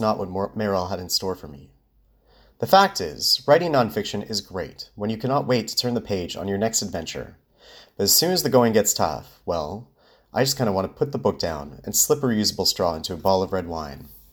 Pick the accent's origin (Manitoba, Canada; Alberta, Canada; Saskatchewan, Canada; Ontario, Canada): Manitoba, Canada; Winnipeg; now in Vancouver, Canada; my hometown, Winnipeg